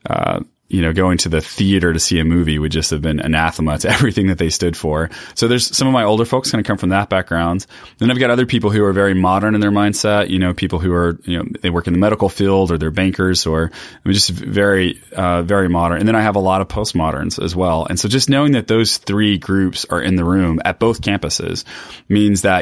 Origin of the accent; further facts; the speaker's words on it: Texas, United States; now in Chicago, United States; No, I grew up Southern Baptist in East Texas. So this is a very different context for me.